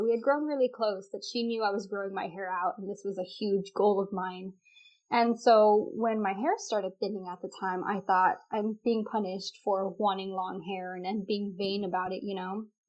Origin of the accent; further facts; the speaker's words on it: Texas, United States; I'm 25 right now. Yes. I do live in Texas. I know I don't really sound like it, but I'm from Texas.